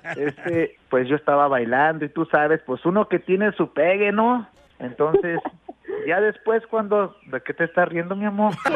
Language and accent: Spanish; Lagos de Moreno, Jalisco, Mexico; now in United States; nací allá para Lagos de Moreno